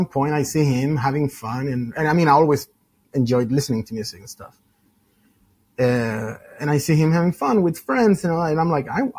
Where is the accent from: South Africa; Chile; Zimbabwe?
Chile; moved away; Originally, I'm from Chile, South America, for those that don't know.